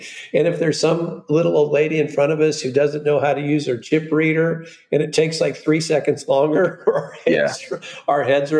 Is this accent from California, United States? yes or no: yes; Southern California, United States; I come from Southern California and lived very near South Coast Plaza my whole life